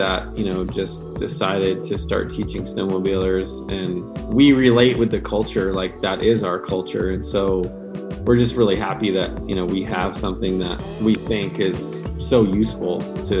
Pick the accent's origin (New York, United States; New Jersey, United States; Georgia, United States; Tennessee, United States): New York, United States; upstate; now in Jackson, United States; back as a teenager in upstate New York. So I'm originally from the East Coast. Upstate New York is pretty famous for getting a lot of snow, but it's pretty flat there.